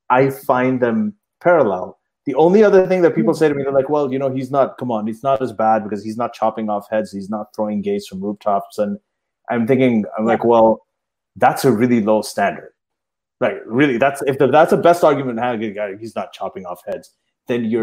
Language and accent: English; Saudi Arabia; I grew up in Saudi Arabia as well.